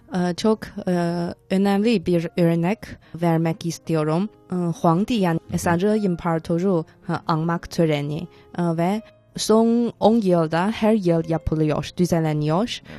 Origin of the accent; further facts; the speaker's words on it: Tianjin, China; çocukken ben Tencinliyim ve Tencin'de